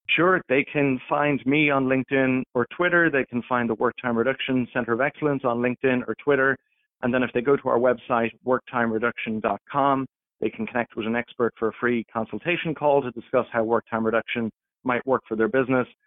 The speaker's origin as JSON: {"language": "English", "country": "Ireland", "moved": "as an adult", "lives_now": "Toronto, Canada", "said": "I'm originally from Ireland"}